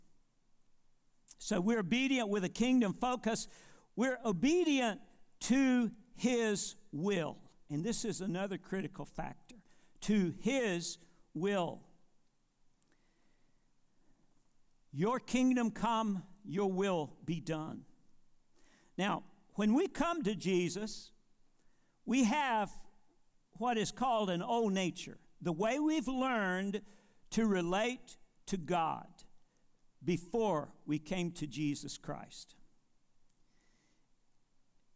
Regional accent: Monroe, North Carolina, United States; also born or lived in Marshville, North Carolina; I was born in Monroe, North Carolina. I was born again in Marshville, North Carolina.

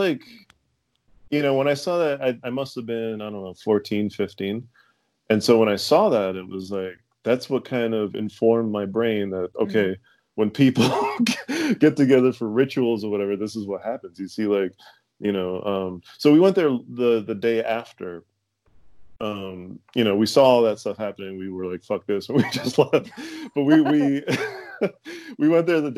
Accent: Fall River, Massachusetts, United States; I grew up in Fall River

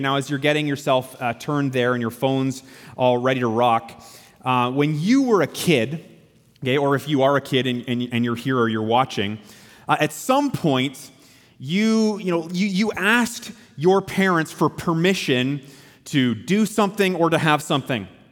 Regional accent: Canada; as Canadian Christians

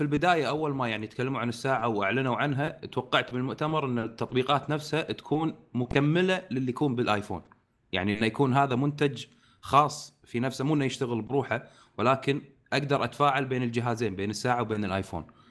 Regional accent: Kuwait; عندنا بالكويت

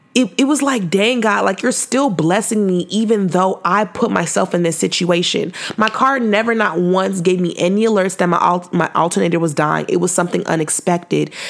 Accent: Fresno, California, United States; I was from Fresno

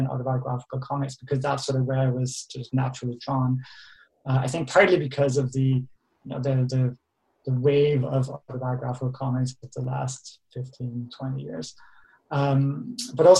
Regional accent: Denmark; moved away; I grew up in Denmark, and I'm originally from Denmark

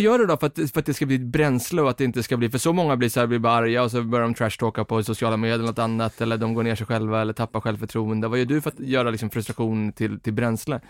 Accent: Stockholm, Stockholm County, Sweden; jag får tala för, som en stockholmare

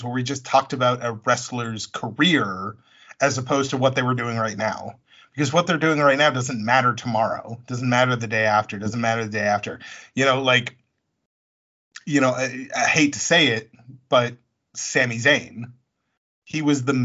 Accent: Worcester, Massachusetts, United States; I grew up in Worcester

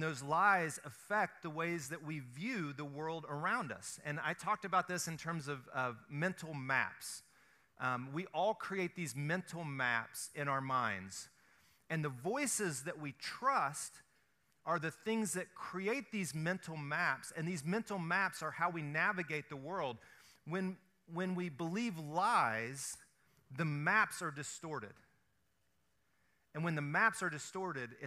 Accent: the South, United States; I grew up in the South. We fry everything

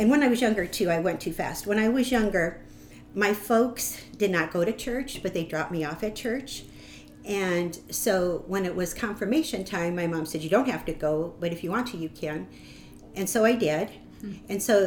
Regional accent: Omaha, Nebraska, United States; I'm from Omaha. And I grew up, I'm the oldest

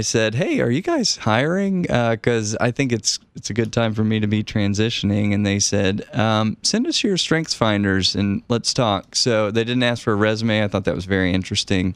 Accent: Knoxville, Tennessee, United States; moved away as an adult; also born or lived in Prague, Czech Republic; I grew up in Knoxville and my dad just retired, but was a professor at the university

